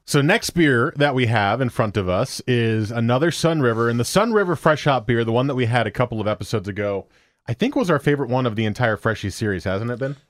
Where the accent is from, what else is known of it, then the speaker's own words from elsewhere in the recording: New Jersey, United States; now in Beaverton, United States; My home hometown is still in New Jersey, but my new hometown in Beaverton